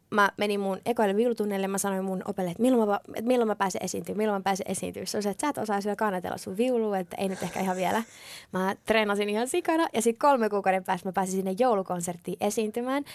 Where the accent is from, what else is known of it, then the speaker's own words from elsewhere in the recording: Finland; mä oon just aina asunut Suomessa, mä oon syntynyt Suomessa